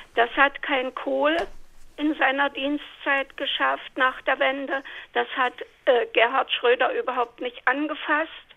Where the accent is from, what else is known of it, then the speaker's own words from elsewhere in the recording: Germany; Ich bin in der DDR geboren, groß geworden